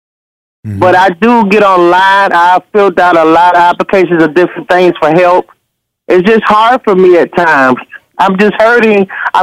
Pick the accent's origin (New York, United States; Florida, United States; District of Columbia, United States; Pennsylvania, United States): District of Columbia, United States; Washington; now in Winston-Salem, United States; I'm here in Winston-Salem, North Carolina, and I'm from Washington, D.C.